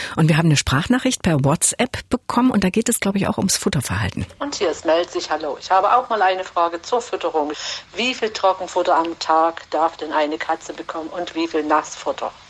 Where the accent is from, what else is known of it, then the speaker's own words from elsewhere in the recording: Saxony, Germany; bei uns in Deutschland, in Sachsen auch